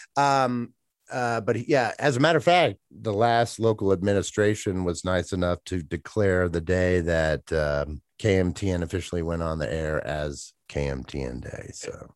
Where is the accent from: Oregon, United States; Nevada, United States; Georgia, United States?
Georgia, United States; Atlanta; moved away as an adult; now in Jackson, United States; growing up in Atlanta